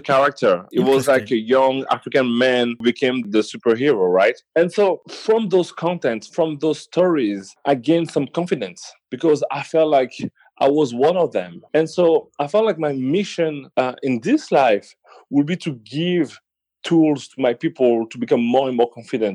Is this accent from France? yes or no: yes; Paris, Île-de-France, France; Born and raised in Paris.